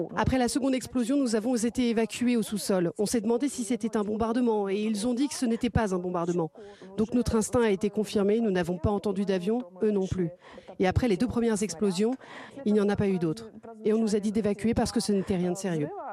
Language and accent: French; France; quand on est français, on vient d'un pays en paix.